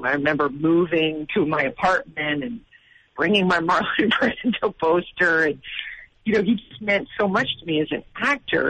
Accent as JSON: {"language": "English", "region": "Massachusetts", "country": "United States", "said": "I'm from Massachusetts"}